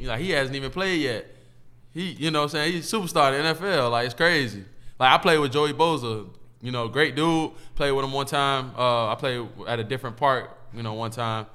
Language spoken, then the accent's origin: English; Miami, Florida, United States; moved away as an adult; also born or lived in Evanston, Illinois; now in Indianapolis, United States; I thought my hometown was Miami